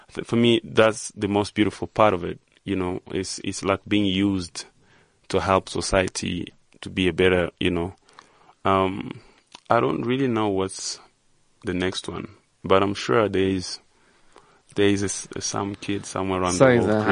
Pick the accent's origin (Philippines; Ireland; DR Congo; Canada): DR Congo; Goma, North Kivu; I grew up in a very small town called Goma.